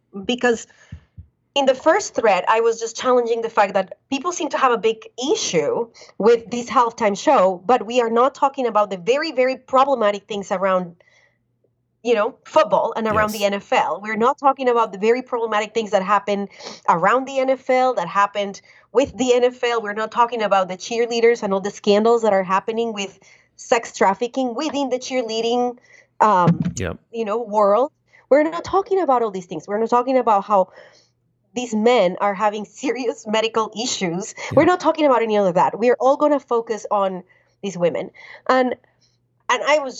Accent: Colombia; now in United States; I was born and raised in Colombia

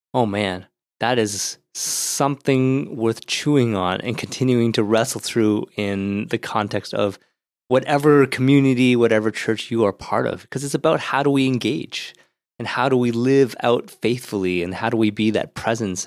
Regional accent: Ottawa, Ontario, Canada; when I grew up in Ottawa

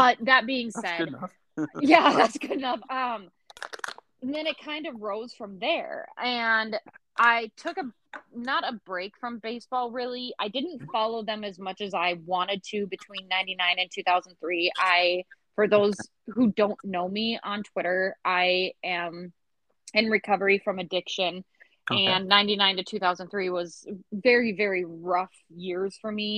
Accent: St. Cloud, Minnesota, United States; I grew up in St. Cloud, Minnesota

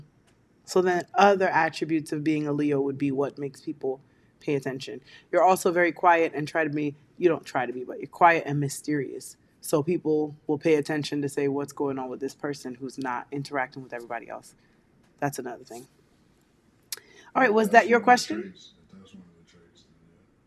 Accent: Kingston, Jamaica; moved away; also born or lived in New York; my hometown of Kingston, Jamaica.

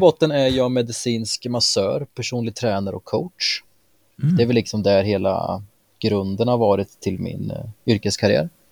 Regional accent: Mjölby, Östergötland, Sweden; moved away as an adult; now in Eksjö, Sweden; Bor i nuläget i Småland, Eksjö, men jag kommer från Mjölby.

